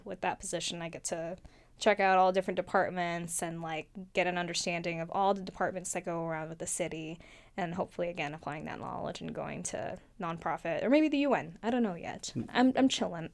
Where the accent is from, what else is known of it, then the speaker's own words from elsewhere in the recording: California, United States; also born or lived in Mandaluyong, Philippines / Oregon / Sunnyvale; I came to the U S when I was six. And we lived in Oregon for, like, a few months, and then we actually ended up moving to California